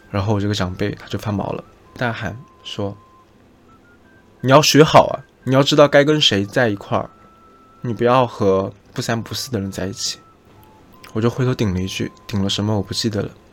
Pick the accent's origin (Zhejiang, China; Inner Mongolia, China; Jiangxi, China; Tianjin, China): Jiangxi, China; 以我自己的家乡为例子，我出生在江西，而江西的卷子是全国一卷